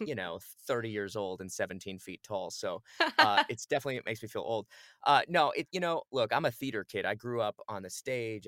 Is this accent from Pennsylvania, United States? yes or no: no; Phoenix, Arizona, United States; moved away; I grew up in Phoenix, Arizona.